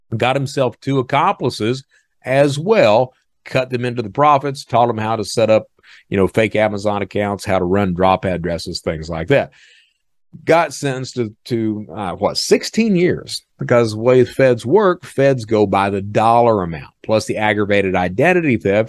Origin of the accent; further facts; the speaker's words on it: Eastern Kentucky, United States; I'm from Eastern Kentucky